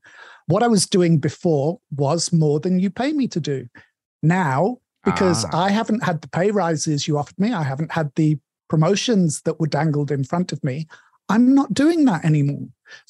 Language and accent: English; United Kingdom; now in Malaysia; they don't necessarily know that I'm British. They just know that I'm not Malaysian.